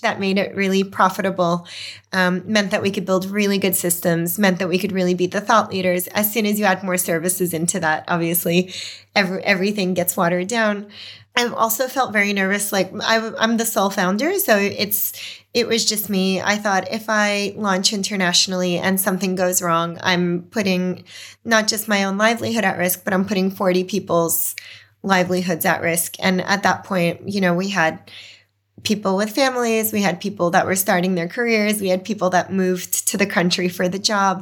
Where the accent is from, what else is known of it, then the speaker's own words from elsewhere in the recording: New York City, New York, United States; moved away as an adult; also born or lived in Belarus / Boston; now in Australia; growing up in Brooklyn, communities really formed on street corners